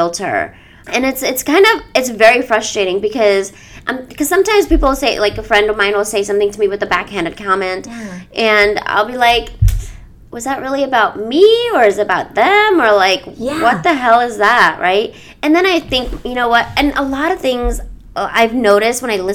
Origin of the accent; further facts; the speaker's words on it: United States; I would be considered an ABCD